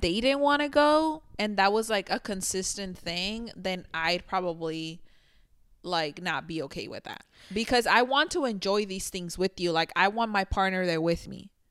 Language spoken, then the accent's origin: English; Mexico; now in United States; I grew up in Mexico